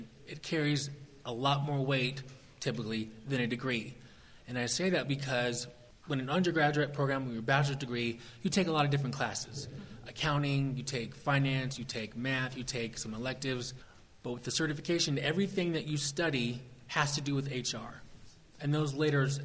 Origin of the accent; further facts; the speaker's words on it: Southern California, United States; moved away as an adult; now in Columbus, Georgia, United States; Originally, I'm from Southern California, but I do live in the Southeast now.